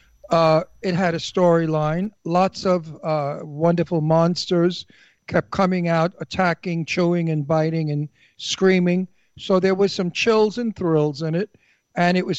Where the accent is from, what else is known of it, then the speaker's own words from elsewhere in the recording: New York City, New York, United States; I was brought up in Brooklyn, and Brooklyn people have an honor system